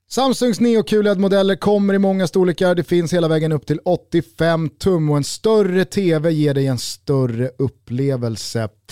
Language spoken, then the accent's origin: Swedish; Sweden; som svensk